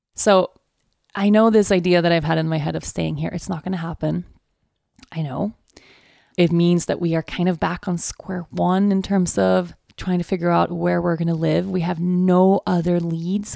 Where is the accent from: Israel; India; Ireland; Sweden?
Sweden; moved away; also born or lived in Aruba; my home country